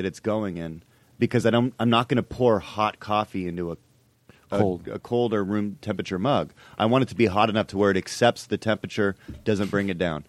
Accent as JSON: {"language": "English", "town": "Seattle", "region": "Washington", "country": "United States", "said": "Never, but I'm from Seattle"}